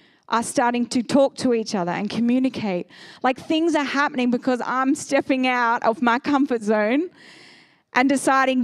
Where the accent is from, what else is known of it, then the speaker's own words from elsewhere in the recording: Sydney, New South Wales, Australia; moved away as an adult; now in Seaton, Australia; I grew up in Northern Beaches